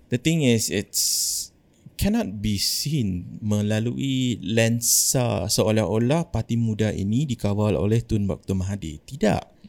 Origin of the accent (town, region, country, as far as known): Malaysia